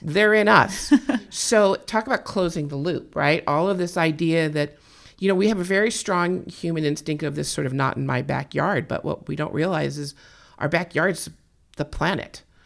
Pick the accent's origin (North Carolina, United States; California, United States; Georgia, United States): California, United States; I was born and raised in California.